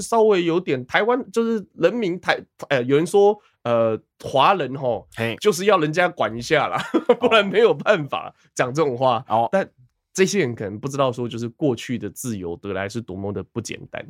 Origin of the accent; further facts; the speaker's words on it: Taiwan; 身为一个台湾人